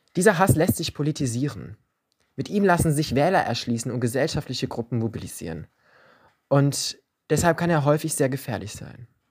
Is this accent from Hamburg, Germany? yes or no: no; Leverkusen, North Rhine-Westphalia, Germany; bei uns in Leverkusen